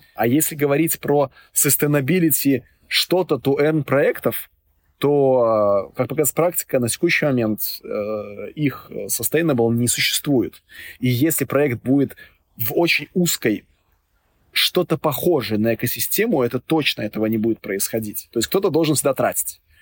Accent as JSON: {"language": "Russian", "region": "Minsk", "country": "Belarus", "tie": "born or raised there", "said": "я вот сам родом из Минска"}